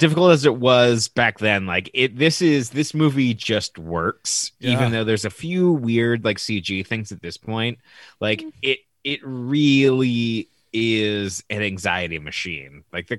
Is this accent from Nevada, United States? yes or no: yes; Las Vegas, Nevada, United States; growing up in Las Vegas, we had a hot spring that was at the base of the Hoover Dam that was on the Colorado River.